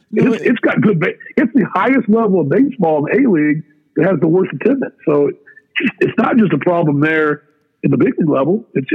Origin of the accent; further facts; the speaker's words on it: Dallas, Texas, United States; also born or lived in Jacksonville, Florida; now in Kansas City, United States; I was from Dallas.